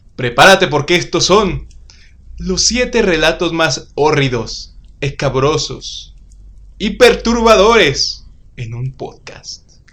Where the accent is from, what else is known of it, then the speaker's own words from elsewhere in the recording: Uruapan, Michoacán, Mexico; como los mexicanos suruapenses que somos